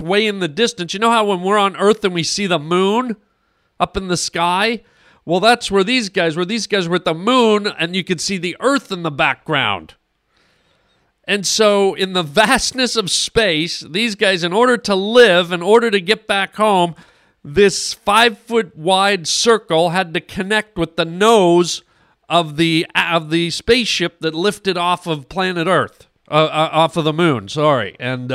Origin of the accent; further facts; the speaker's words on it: Canada; now in United States; I'm Canadian